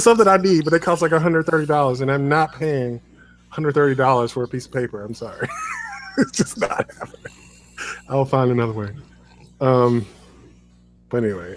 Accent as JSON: {"language": "English", "town": "Chicago", "region": "Illinois", "country": "United States", "said": "I am from Chicago"}